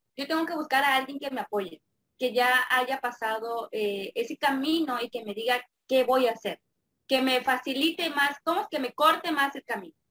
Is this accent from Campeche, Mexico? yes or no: yes; Campeche, Mexico; soy de México, específicamente de acá de Campeche